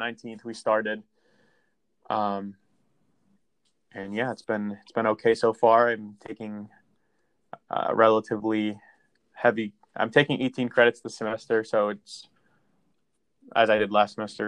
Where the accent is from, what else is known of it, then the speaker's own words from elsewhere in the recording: Johnstown, Pennsylvania, United States; I am also hail from Johnstown